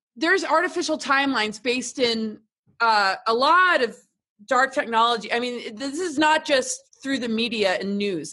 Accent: upstate New York, United States; moved away; also born or lived in England / Washington, D.C.; grew up like upstate New York and then Washington D.C.

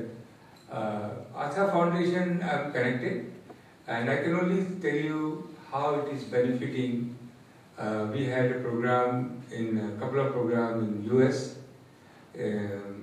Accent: Bihar, India; moved away; I come from Bihar from very humble background

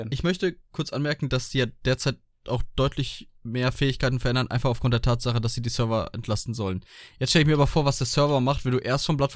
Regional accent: Germany; ich bin Deutscher

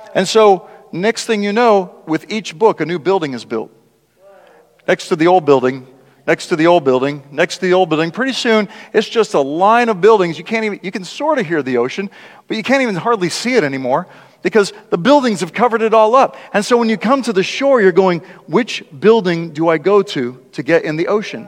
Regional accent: South Dakota, United States; when I was a kid and growing up in South Dakota

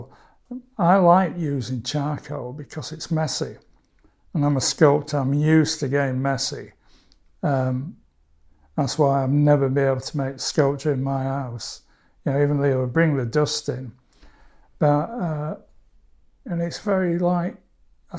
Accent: Barnsley, Yorkshire and the Humber, United Kingdom; It's my hometown

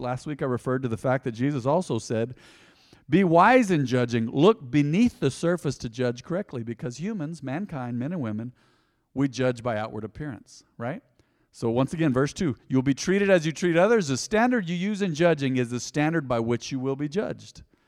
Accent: United States; I'm a believer before I'm an American

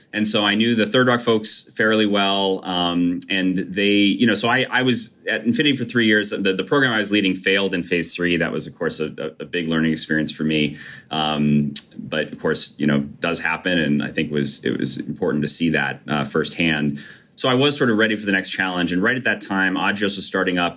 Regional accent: Brookfield, Connecticut, United States; I grew up in Brookfield, Connecticut

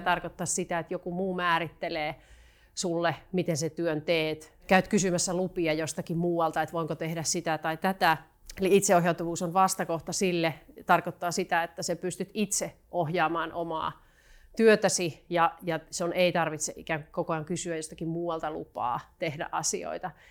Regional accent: Joensuu, North Karelia, Finland; now in Helsinki, Finland; ihan alun perin tulen Joensuusta, joka tässä kenties puheestakin vähän kuultaa. Parikymmentä vuotta asunut Helsingissä

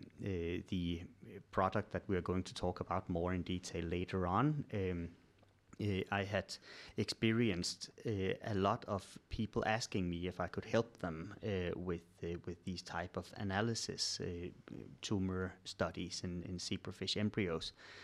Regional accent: Denmark; English is a second language; moved away as an adult; now in Sweden; I'm originally from Denmark, but moved to Sweden in 2006 when I started doing my PhD at the Karolinska Institute.

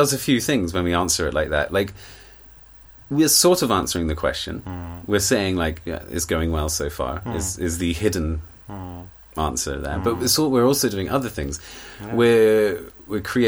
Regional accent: England, United Kingdom; also born or lived in Turkey; I have the same thing with being British or being English.

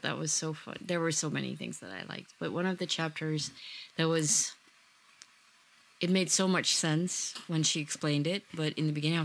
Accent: Netherlands; Even though I grew up in the Netherlands, all my roots are back in Indonesia

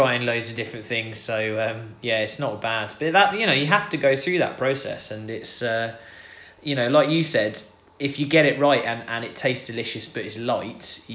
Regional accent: Scotland, United Kingdom; I was born in Scotland

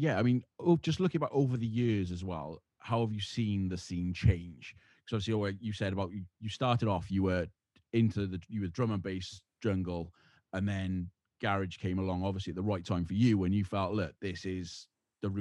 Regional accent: Cardiff, Wales, United Kingdom; I'm from the Cardiff end

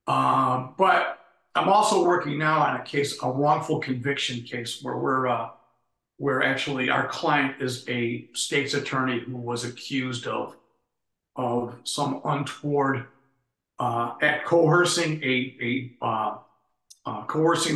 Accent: Chicago, Illinois, United States; born and raised in Uptown

